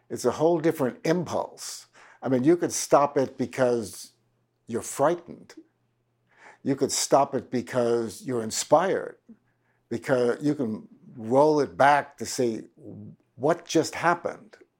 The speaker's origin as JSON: {"language": "English", "town": "Washington", "region": "District of Columbia", "country": "United States", "tie": "born or raised there", "said": "I was raised in Washington, D C"}